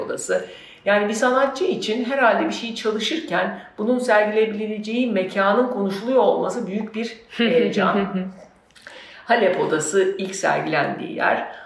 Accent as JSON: {"language": "Turkish", "town": "Söke", "region": "Aydın", "country": "Turkey", "tie": "born or raised there", "also_born_or_lived": "Istanbul", "moved": "yes", "said": "Benim doğduğum, büyüdüğüm topraklarda ki benim doğduğum, büyüdüğüm yer Söke"}